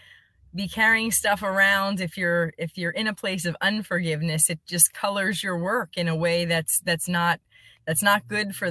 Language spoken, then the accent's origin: English; Allentown, Pennsylvania, United States; moved away; I grew up in Allentown, Pennsylvania.